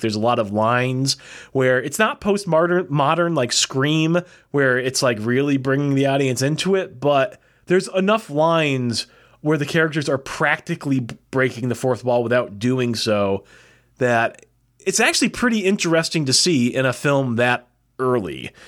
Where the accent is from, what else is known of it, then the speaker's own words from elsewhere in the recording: United States; I'm American